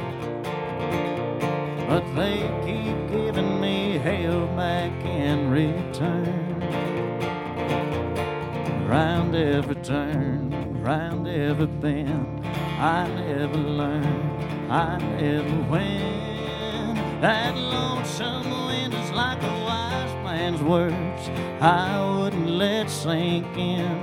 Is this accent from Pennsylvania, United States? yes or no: no; Virginia, United States; I come from the great state of Virginia.